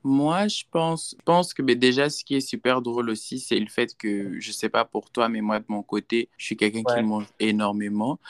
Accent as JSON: {"language": "French", "country": "Gabon", "moved": "as an adult", "lives_now": "Houston, United States", "said": "je suis Gabonais, mais je réside aux États-Unis, précisément à Houston, Texas, depuis, euh, cinq ans maintenant"}